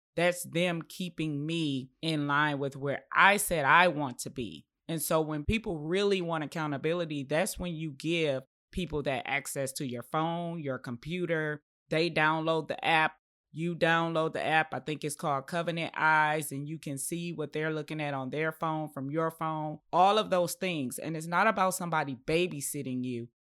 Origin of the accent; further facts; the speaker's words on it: Detroit, Michigan, United States; also born or lived in Chicago; my grandmother raised me up till about the age of nine, and then we relocated from Chicago to Detroit